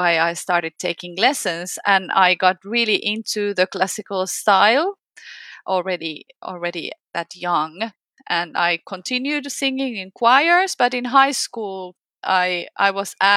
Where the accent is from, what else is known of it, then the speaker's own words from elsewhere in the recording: Finland; from Finland